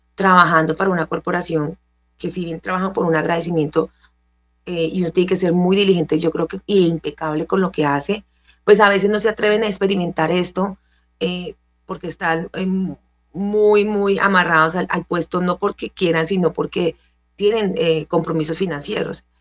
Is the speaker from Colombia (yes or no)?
yes; San Vicente del Caguán, Caquetá, Colombia; yo soy caqueteña, yo soy de la Amazonía colombiana, nací en San Vicente del Caguán, Caquetá